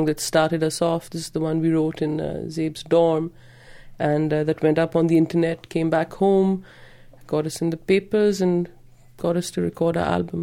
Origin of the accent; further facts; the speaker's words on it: Pakistan; We're girls and we're Pakistani